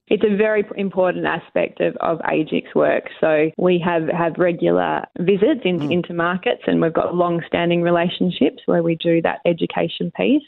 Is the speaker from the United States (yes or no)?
no; York, Western Australia, Australia; also born or lived in Northam; I grew up in in York. Uh, went to school in York and sometime in, in Northam